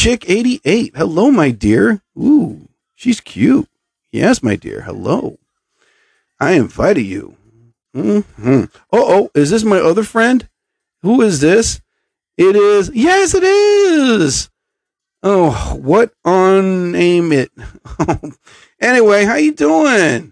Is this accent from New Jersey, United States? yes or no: yes; central New Jersey, United States; I'm from Jersey. I'm from central New Jersey